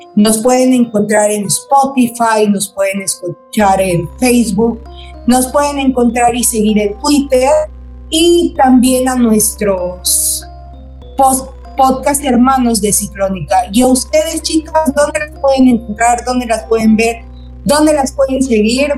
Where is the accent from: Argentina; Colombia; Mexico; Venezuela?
Mexico; Mérida, Yucatán; gente que somos igual acá de Mérida, porque yo soy de Mérida